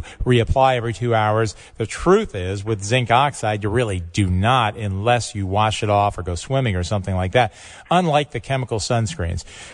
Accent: Highland Falls, New York, United States; I grew up in Orange County, just over the border there in Highland Falls, New York, a wonderful little town

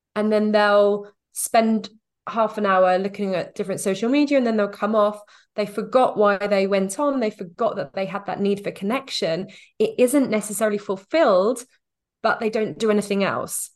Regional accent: United Kingdom; moved away as an adult; We have been back to the U K every summer

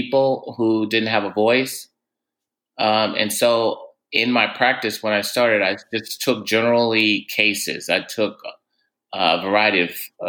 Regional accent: Tatum, Texas, United States; moved away as an adult; now in San Francisco, United States; I'm originally from Texas. I grew up in a small town south of Dallas. It's the town called Tatum.

